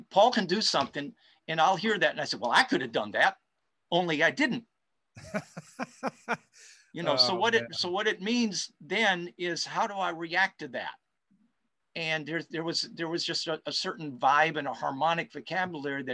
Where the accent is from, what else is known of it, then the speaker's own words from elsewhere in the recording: Pittsburgh, Pennsylvania, United States; I grew up with in Pittsburgh